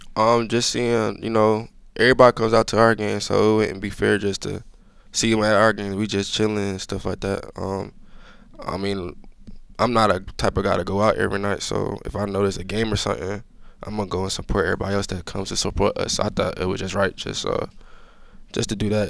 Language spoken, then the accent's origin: English; Georgia, United States; moved away; I'm from Georgia